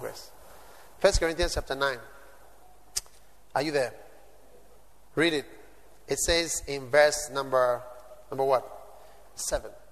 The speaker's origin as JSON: {"language": "English", "country": "Ghana", "said": "I'm not an American. I'm a Ghanaian in Africa"}